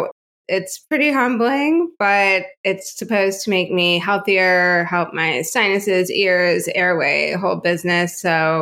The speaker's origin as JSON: {"language": "English", "town": "Chicago", "region": "Illinois", "country": "United States", "tie": "born or raised there", "also_born_or_lived": "Evanston, Illinois", "moved": "as an adult", "lives_now": "Houston, United States", "said": "I was born and raised in Chicago"}